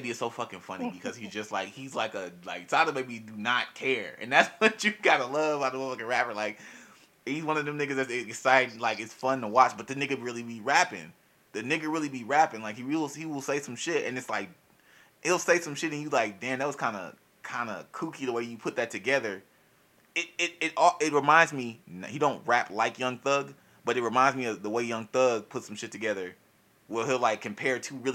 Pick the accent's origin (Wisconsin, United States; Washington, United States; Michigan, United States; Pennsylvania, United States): Wisconsin, United States; Milwaukee; I'm from Milwaukee